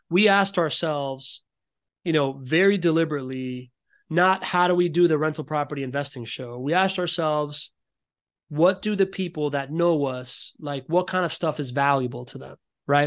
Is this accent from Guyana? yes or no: no; Miami, Florida, United States; I grew up in Miami in the nineties